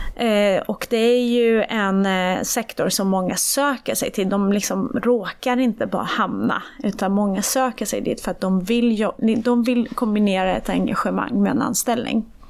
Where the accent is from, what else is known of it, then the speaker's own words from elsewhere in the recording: Iran; now in Sweden; jag är född i Iran